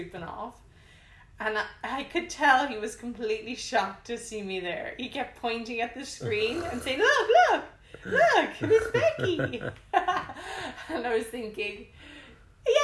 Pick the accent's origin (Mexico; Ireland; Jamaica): Ireland; moved away as an adult; now in Bangkok, Thailand; I'm Irish, and I've been living in Bangkok for 6 years.